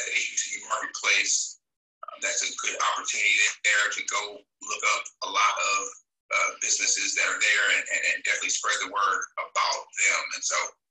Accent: the South, United States; growing up in the South

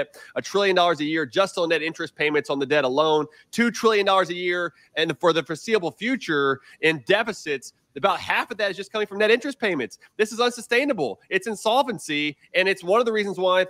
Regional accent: Houston, Texas, United States; now in Round Rock, United States; I grew up in Houston, but now we're in Round Rock

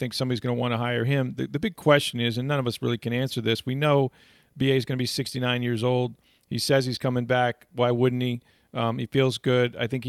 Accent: St. Petersburg, Florida, United States; I grew up here. I'm from St. Pete.

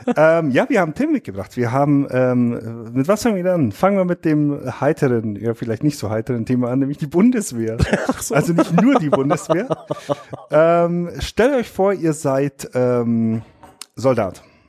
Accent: Allgäu, Bavaria, Germany; bei uns im Allgäu

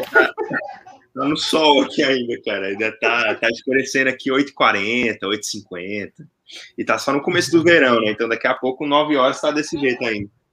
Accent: Brasília, Federal District, Brazil; now in Atlanta, United States; sou de Brasília, falando no momento aqui de, de Atlanta

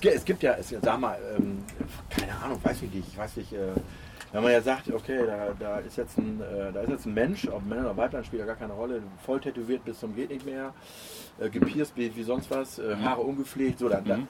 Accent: Osnabrück, Lower Saxony, Germany; ich bin ja komme auch aus der Gegend von Osnabrück

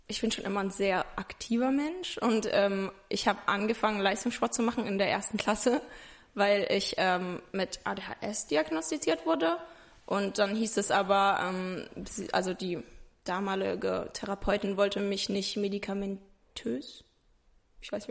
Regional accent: Ingelheim, Rhineland-Palatinate, Germany; ich bin 21, ich komme aus Ingelheim, das ist bei Mainz.

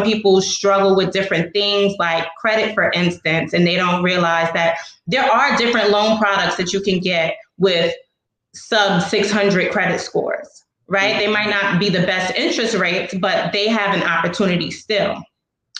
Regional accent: New York City, New York, United States; I'm a native Brooklynite. I'm actually from the East New York section of Brooklyn

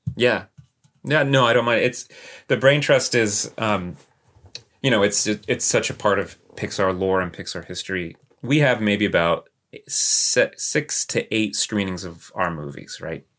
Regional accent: Texas, United States; moved away; I grew up in Texas

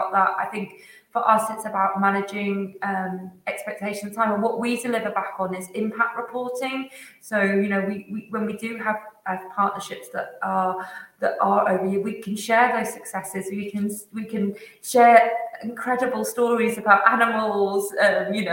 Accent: Jersey; I'm from Jersey, that's hence my surname, is a very Jersey name.

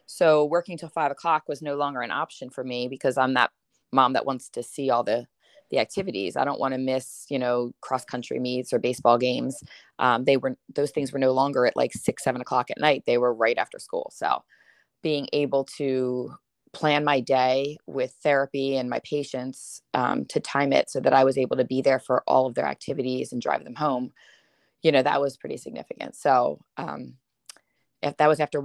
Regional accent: Limerick, Pennsylvania, United States; I am from Limerick, Pennsylvania

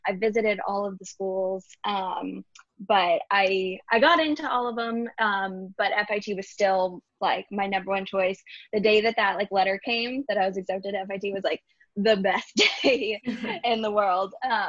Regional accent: Garland, Texas, United States; moved away as an adult; now in New York, United States; Yeah, so I grew up in Dallas, Texas, or really Garland, which is a suburb of Dallas

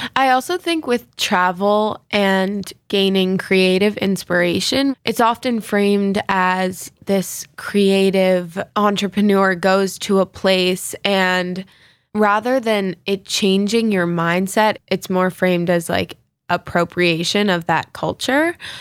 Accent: New York, United States; growing up in New York

